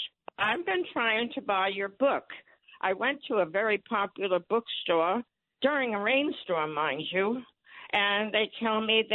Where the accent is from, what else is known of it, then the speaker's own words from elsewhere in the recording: Rhode Island, United States; now in New Jersey, United States; I'm a little old lady, and I don't want an e-reader. I was born and raised in Rhode Island.